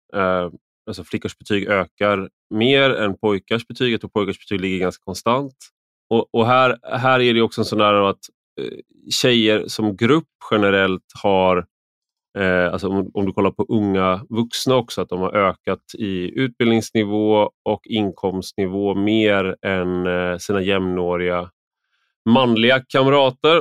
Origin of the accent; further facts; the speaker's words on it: Sweden; jag är en svensk vuxen